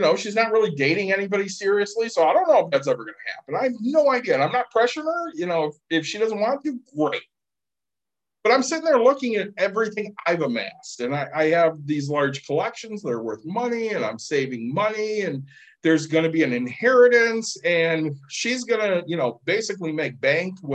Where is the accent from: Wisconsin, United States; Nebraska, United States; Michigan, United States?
Michigan, United States; Plainwell; the house I grew up in Plainwell